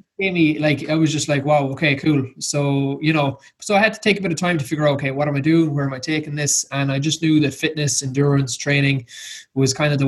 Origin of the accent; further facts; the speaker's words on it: Southwest Ireland, Ireland; I'm just a normal lad from Southwest Ireland